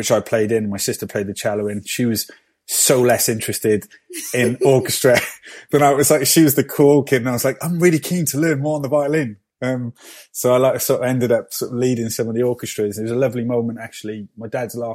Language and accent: English; Cardiff, Wales, United Kingdom; born and raised in Cardiff